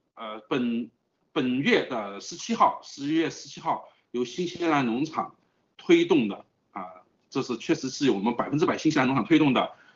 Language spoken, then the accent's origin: Chinese; China; moved away; 我们是来自于中国的